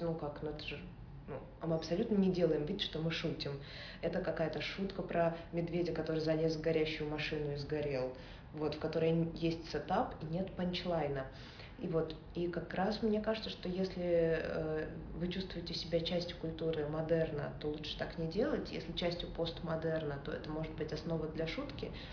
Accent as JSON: {"language": "Russian", "region": "Saint Petersburg", "country": "Russia", "said": "я из Санкт-Петербурга"}